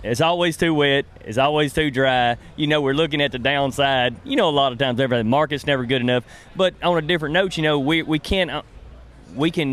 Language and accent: English; the South, United States; I'm from the South